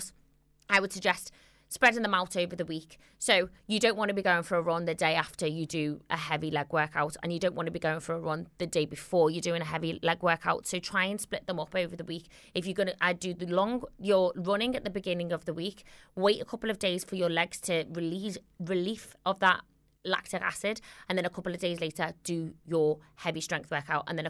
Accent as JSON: {"language": "English", "town": "Liverpool", "region": "North West England", "country": "United Kingdom", "accent": "Scouse", "said": "my Scouse accent"}